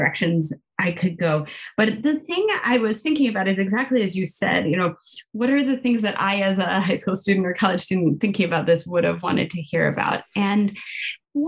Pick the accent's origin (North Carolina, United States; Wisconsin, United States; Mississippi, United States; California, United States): California, United States; now in Pittsburgh, United States; I grew up in California